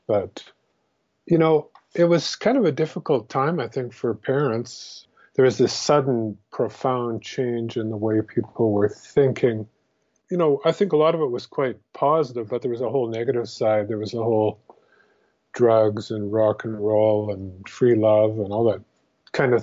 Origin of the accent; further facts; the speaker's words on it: Regina, Saskatchewan, Canada; I grew up in Regina, Saskatchewan, which is kind of in the middle of the Great Prairies